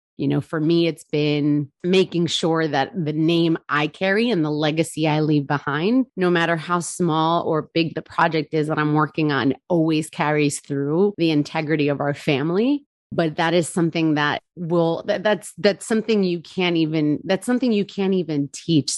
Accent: New Jersey, United States; also born or lived in Charleston, South Carolina; I am born and raised in New Jersey

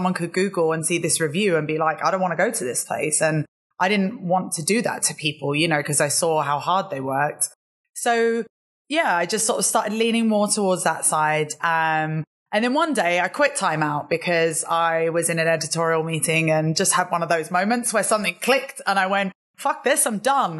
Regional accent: London, United Kingdom; I'm originally from London. My accent, although I probably sound British, it's a little bit mixed up now. But yeah, originally from London

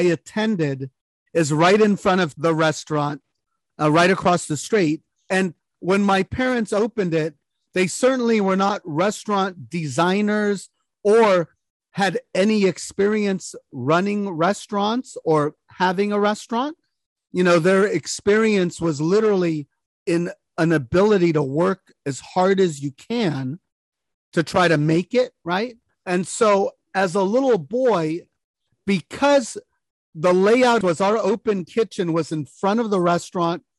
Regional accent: San Francisco, California, United States; I was actually the only person in my family born in the United States, born here in San Francisco

